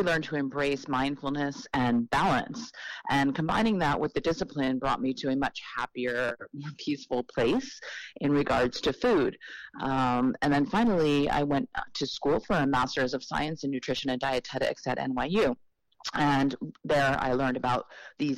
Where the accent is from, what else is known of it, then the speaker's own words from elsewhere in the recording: New York City, New York, United States; I was born in Manhattan, right here in New York City.